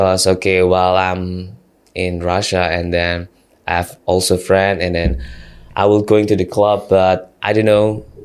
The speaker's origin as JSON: {"language": "English", "region": "Java", "country": "Indonesia", "moved": "yes", "lives_now": "Bali, Indonesia", "said": "I'm not from Bali, actually. I'm from Java."}